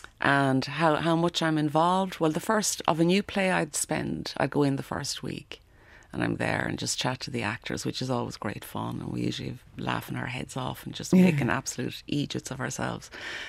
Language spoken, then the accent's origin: English; Leinster, Ireland; So yeah, Offaly, but I was brought up in Offaly. So Offaly does have, you know, I spent 17 years there, but not, I never really felt I was from Offaly, if that makes sense.